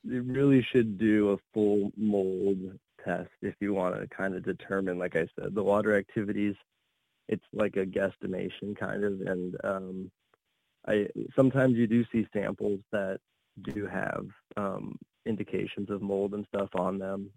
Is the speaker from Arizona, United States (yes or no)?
yes; Arizona, United States; moved away; also born or lived in Colorado / Oregon; I come from Arizona